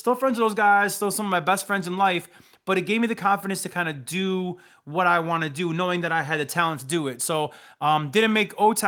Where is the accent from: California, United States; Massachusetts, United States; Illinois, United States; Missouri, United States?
Illinois, United States; Bloomingdale; I'm born and raised here in Chicago. I grew up in Bloomingdale, Illinois